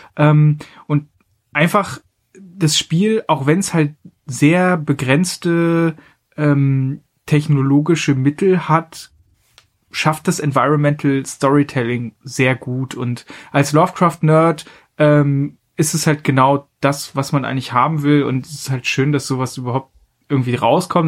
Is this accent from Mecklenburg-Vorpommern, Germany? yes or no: yes; Mecklenburg-Vorpommern, Germany; meiner Heimat Mecklenburg-Vorpommern